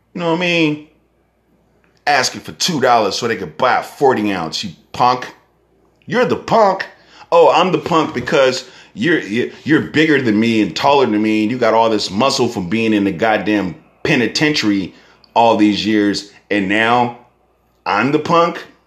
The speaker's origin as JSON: {"language": "English", "region": "Northern California", "country": "United States", "said": "I'm from Northern California"}